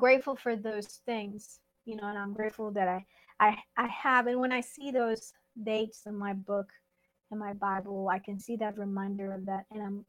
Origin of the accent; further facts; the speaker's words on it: Mexico; I'm Mexican